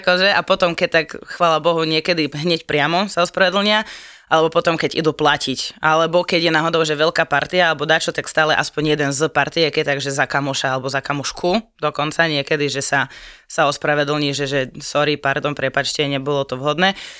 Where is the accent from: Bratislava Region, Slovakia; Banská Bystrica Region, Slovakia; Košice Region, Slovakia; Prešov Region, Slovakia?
Košice Region, Slovakia; Košice; moved away as an adult; now in Nitra, Slovakia; Košic, pôvodne, pochádzam. Hrdý Košičan, varený, pečený. Ale žijem, študujem, fungujem, existujem už 5 rokov v Nitre.